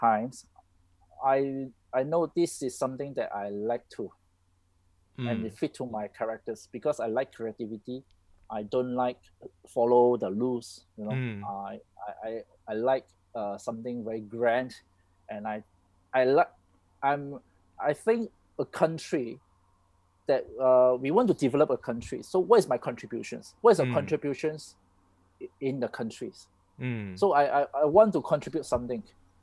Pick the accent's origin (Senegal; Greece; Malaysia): Malaysia; I'm Malaysian. You know, I like my country